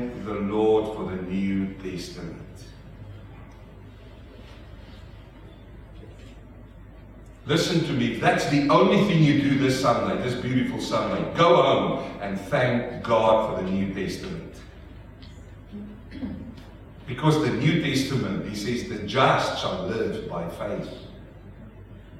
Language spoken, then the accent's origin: English; South Africa; accent: South African; now in Melbourne, Australia; my South African accent